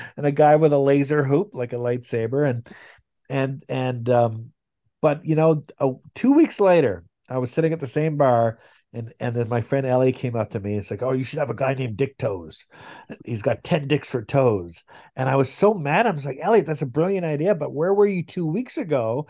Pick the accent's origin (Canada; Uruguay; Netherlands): Canada; I'm Canadian